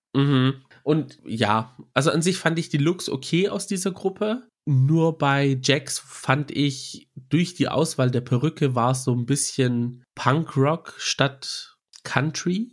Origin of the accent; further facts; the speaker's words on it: Germany; Wir sagen zwar hier, wir sind Griechen hier in Deutschland, aber wenn man dann in Griechenland dann unterwegs ist und mit Family oder so redet, dann spürt man es schon, dass manche es einem fühlen lassen, dass man nicht zu hundert Prozent Grieche ist, weil man halt im Ausland aufgewachsen ist